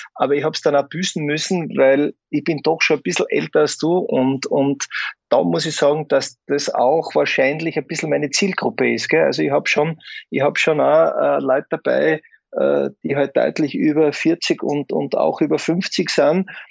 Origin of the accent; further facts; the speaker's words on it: Graz, Styria, Austria; in meiner Heimatstadt in Graz